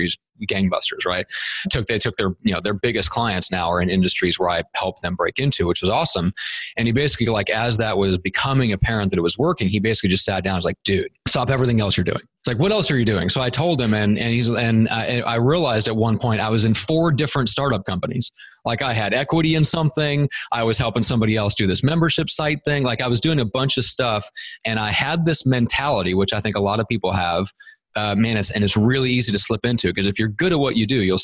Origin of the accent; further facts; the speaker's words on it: Nebraska, United States; moved away as an adult; now in San Diego, United States; we're both from my hometown in Nebraska.